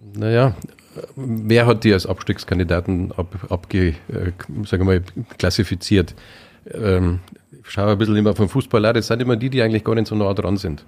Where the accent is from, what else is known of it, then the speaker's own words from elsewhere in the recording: Munich, Bavaria, Germany; also born or lived in Upper Palatinate; now in Weiden, Germany; bin ja, gebürtiger Münchner, wenn man vielleicht immer noch ein bisschen hört, kein äh, eingeborener Oberpfälzer